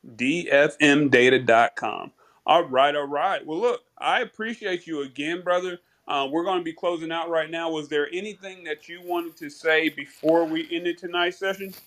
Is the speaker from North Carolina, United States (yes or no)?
yes; North Carolina, United States; also born or lived in Brooklyn, New York; now in Georgia, United States; born in Brooklyn, but I was raised in North Carolina